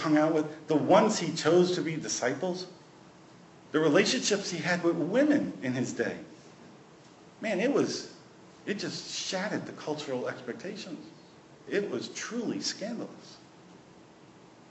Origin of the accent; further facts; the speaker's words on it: New York City, New York, United States; moved away as an adult; also born or lived in West Virginia; When Nadine and I first left New York City, we were raised in New York City